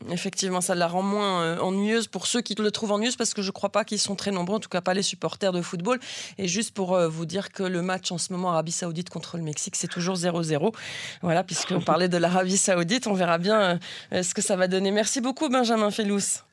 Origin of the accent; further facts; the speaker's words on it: Belgium; je suis belge